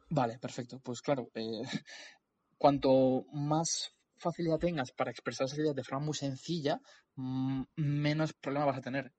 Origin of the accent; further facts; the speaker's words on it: Community of Madrid, Spain; soy un emprendedor de la Comunidad de Madrid